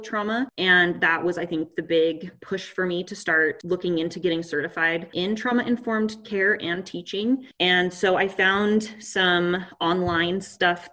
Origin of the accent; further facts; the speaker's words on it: Pocatello, Idaho, United States; I grew up in Pocatello